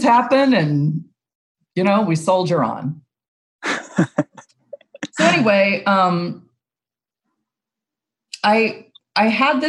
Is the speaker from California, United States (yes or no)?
yes; Long Beach, California, United States; I grew up in Long Beach.